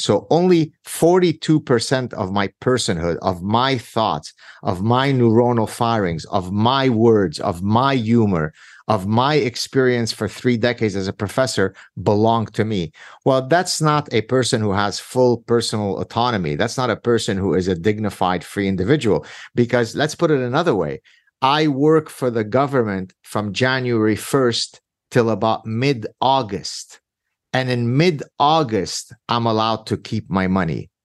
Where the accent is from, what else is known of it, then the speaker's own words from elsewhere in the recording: Lebanon; now in Canada; My very difficult childhood growing up in Lebanon in the Civil War